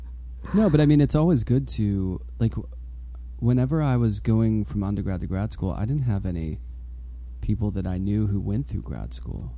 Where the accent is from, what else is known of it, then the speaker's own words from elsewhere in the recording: Pittsburgh, Pennsylvania, United States; I grew up in Pittsburgh, but I went to Penn State for undergrad